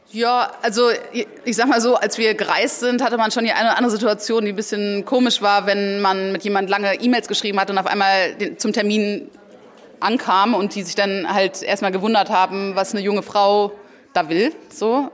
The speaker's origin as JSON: {"language": "German", "area": "Ruhr area", "region": "North Rhine-Westphalia", "country": "Germany", "tie": "born or raised there", "also_born_or_lived": "Mexico City, Mexico", "said": "wir sind im Ruhrpott aufgewachsen."}